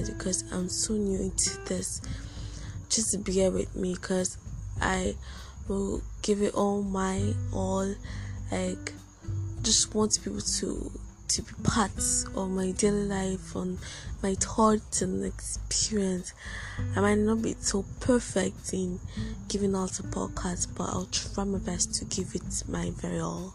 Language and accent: English; Nigeria; I'm a Nigerian and I'm a student of University of Calabar.